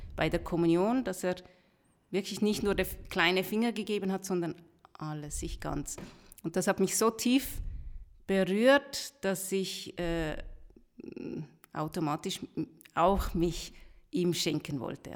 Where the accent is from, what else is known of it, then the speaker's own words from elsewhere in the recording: Rüti, Zurich, Switzerland; wir sind normal in der Schweiz aufgewachsen, geboren auch